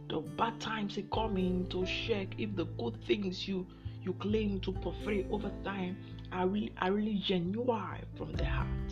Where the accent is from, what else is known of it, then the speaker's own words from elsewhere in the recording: Nigeria; I'm from Nigeria